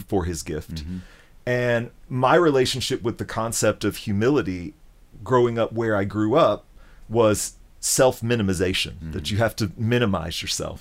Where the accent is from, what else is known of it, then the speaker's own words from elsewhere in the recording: Memphis, Tennessee, United States; moved away; my experience growing up in Memphis